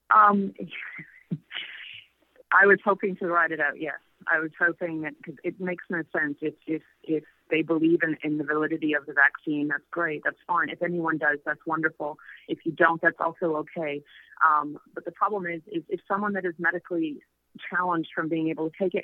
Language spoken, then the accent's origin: English; Canada; moved away as an adult; now in Mexico; I was from Canada